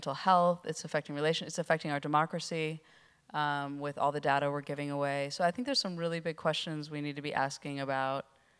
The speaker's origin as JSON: {"language": "English", "region": "California", "country": "United States", "said": "I mean, I was from Northern California with a personal computer"}